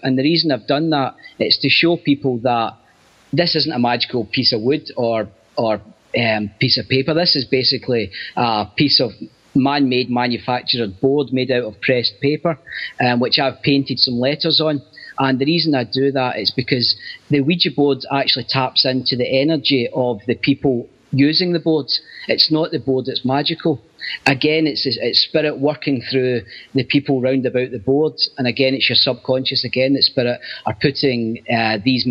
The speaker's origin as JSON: {"language": "English", "town": "Glasgow", "region": "Scotland", "country": "United Kingdom", "tie": "born or raised there", "said": "I grew up in Glasgow, so which is quite a rough city."}